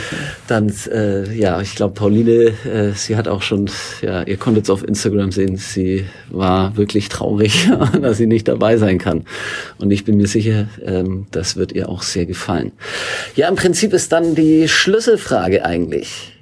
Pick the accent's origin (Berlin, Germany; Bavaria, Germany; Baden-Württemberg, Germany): Bavaria, Germany; Northern; da, wo ich aufgewachsen bin, in Nordbayern